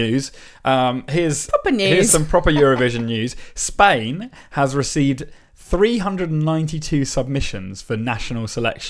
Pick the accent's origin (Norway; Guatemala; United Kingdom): United Kingdom; England; I'm very English.